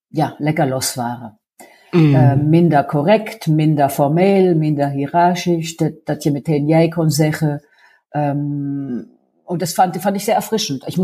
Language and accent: German; Baden-Württemberg, Germany; ich komme aus dem Badischen und es wird nicht umsonst die deutsche Toskana genannt